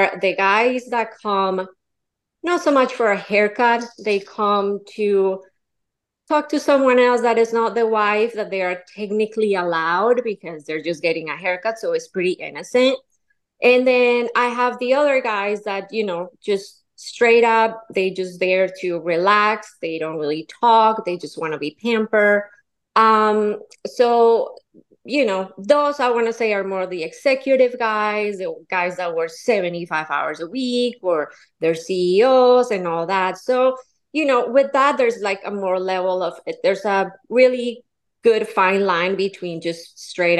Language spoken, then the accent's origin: English; Colombia; now in Florida, United States; I'm from Colombia, born and raised.